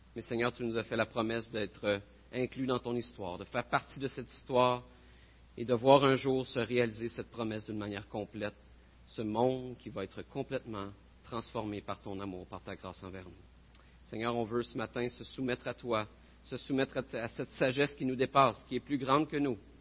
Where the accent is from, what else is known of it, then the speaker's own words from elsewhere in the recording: Bécancour, Quebec, Canada; je viens de Bécancourt